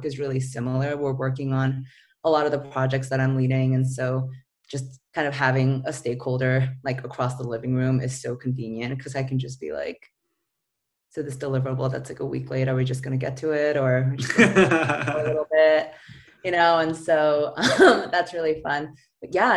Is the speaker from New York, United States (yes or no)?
yes; New York, United States; moved away as an adult; also born or lived in San Francisco; now in Los Angeles, United States; I'm originally from New York.